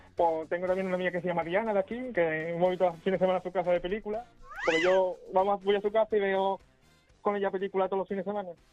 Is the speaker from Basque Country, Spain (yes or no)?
no; Rota, Andalusia, Spain; yo soy de otra, de donde estaba la base naval, donde estaban todos los militares